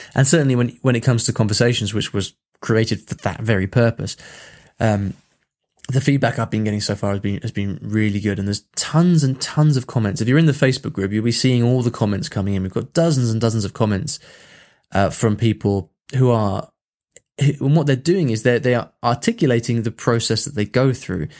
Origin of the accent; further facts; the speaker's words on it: England, United Kingdom; I'm English